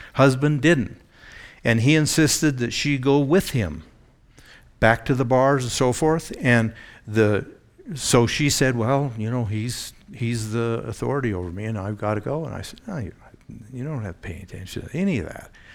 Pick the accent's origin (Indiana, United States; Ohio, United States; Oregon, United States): Oregon, United States; Eugene; I grew up in the Pacific Northwest